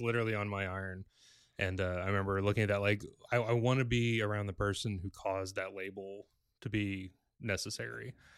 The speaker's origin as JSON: {"language": "English", "region": "Southern Illinois", "country": "United States", "tie": "born or raised there", "said": "growing up in Southern Illinois"}